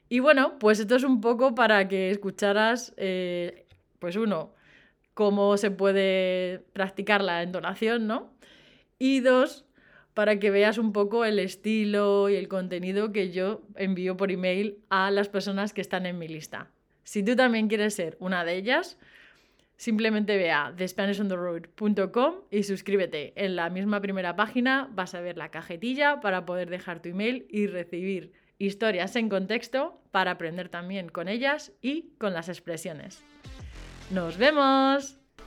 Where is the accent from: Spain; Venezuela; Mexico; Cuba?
Spain; yo soy española